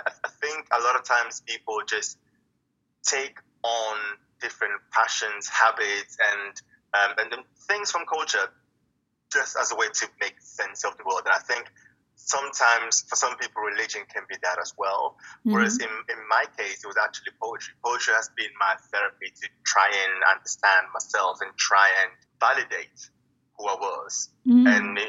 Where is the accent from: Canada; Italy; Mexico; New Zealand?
Italy; In terms of background, I was born and raised in Italy, and I'm a third culture kid.